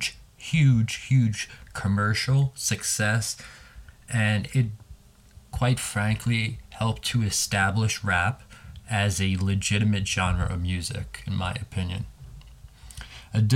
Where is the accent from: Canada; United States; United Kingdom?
United States; New York City, New York; here in New York City. As a New Yorker